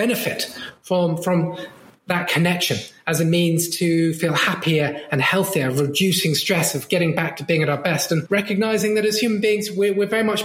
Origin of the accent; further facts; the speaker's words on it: Brighton, South East England, United Kingdom; I grew up in Brighton and we lived both in the city, but also just outside in the countryside